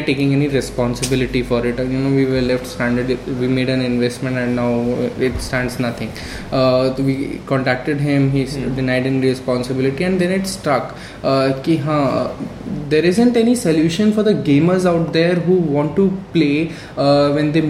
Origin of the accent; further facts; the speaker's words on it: Delhi, India; also born or lived in Tiruchirappalli; now in Bangalore, India; I hail from Delhi, brought up there